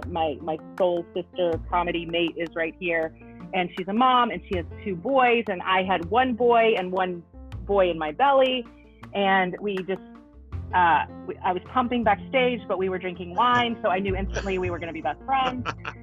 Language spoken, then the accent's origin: English; Kentucky, United States; now in Los Angeles, United States; I grew up in Kentucky